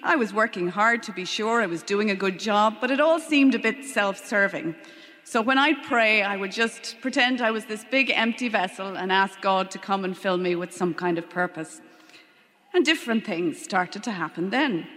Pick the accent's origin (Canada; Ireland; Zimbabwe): Ireland; Leitrim, Connacht; born or raised there; also born or lived in London / Longford